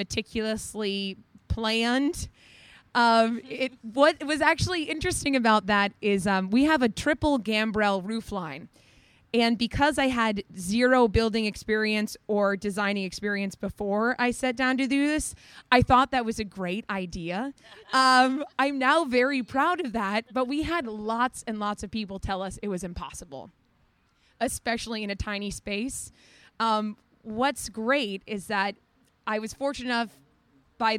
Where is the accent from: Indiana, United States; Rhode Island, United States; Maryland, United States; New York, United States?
Rhode Island, United States; Newport; I'm from Newport, Rhode Island, so I've worked on boats my whole life